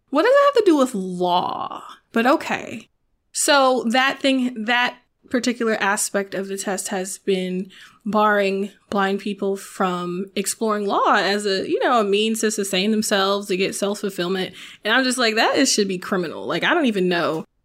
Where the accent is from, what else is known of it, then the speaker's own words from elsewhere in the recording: the South, United States; moved away as an adult; also born or lived in Nashville; I'm from the South